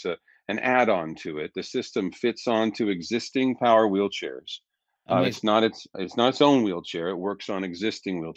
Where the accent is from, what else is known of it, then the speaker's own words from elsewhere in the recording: Pittsburg, Kansas, United States; I grew up in Pittsburgh, Kansas, a little town near Joplin, Missouri